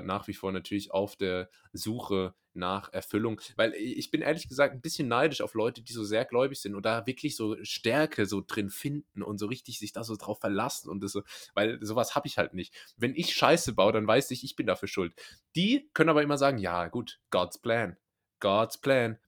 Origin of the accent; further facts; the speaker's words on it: Rhineland-Palatinate, Germany; moved away; ich komme ja ursprünglich aus der Pfalz, was ja nicht in Baden-Württemberg liegt